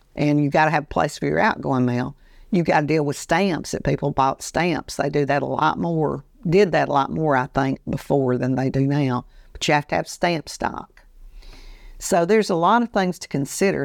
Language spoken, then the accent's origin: English; Andalusia, Alabama, United States; growing up in Andalusia, Alabama